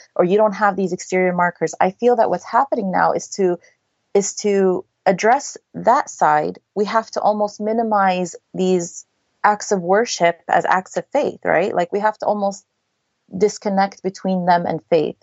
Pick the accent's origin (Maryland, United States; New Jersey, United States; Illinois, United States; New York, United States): New Jersey, United States; I was raised in New Jersey